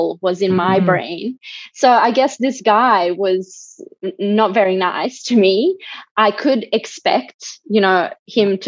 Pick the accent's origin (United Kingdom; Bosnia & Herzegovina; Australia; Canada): Bosnia & Herzegovina; moved away; I'm originally from Bosnia